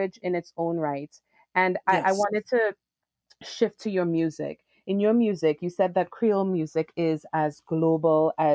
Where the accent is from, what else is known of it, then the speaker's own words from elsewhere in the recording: Trinidad & Tobago; I'm from Trinidad and Tobago, and we yes. have our we also have patois